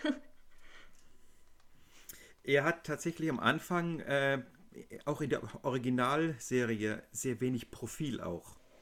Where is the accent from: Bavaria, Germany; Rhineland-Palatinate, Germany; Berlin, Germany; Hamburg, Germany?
Bavaria, Germany; a place near Munich; Ich komme aus Süddeutschland, aus einem Ort bei den Mönchen